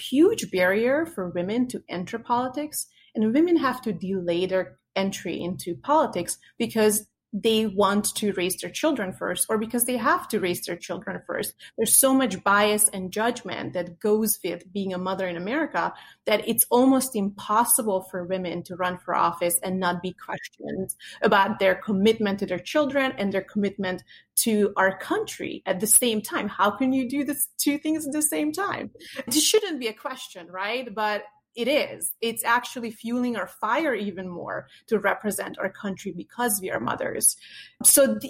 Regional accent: Hungary; now in United States; I grew up in Hungary in a communist

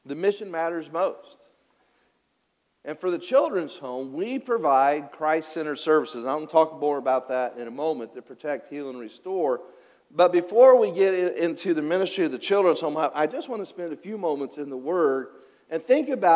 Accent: Cutler, Illinois, United States; I grew up in Illinois, about 15 miles west of Pinckneyville, in a little coal mining town called Cutler, Illinois

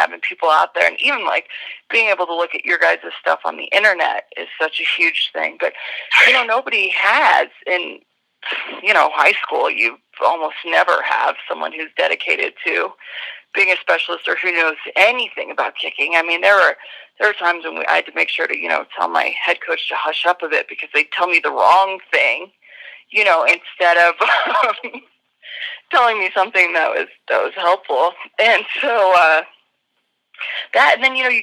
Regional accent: Colorado, United States; growing up in Colorado

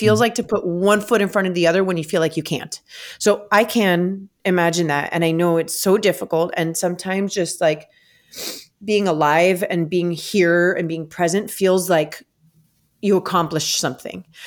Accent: South Florida, United States; the families in my home state in South Florida

